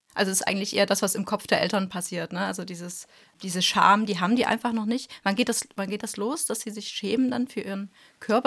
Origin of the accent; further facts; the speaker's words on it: East Germany, Germany; wir kommen ja aus dem Osten